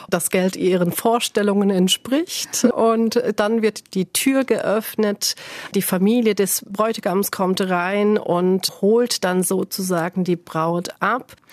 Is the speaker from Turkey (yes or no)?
yes; Turkey; now in Germany; Das heißt, den größten Teil meiner Kindheit habe ich in der Türkei gelebt und deswegen bedeutet für mich Türkei eigentlich Kindheit.